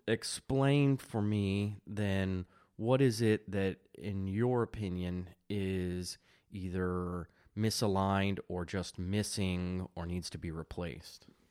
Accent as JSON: {"language": "English", "country": "United States", "said": "I, I'm an American, suburban, middle class"}